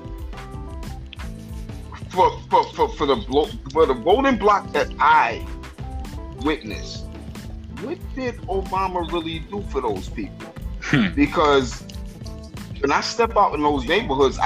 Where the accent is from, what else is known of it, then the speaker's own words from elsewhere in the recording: New York City, New York, United States; also born or lived in Brooklyn, New York; I'm from Harlem originally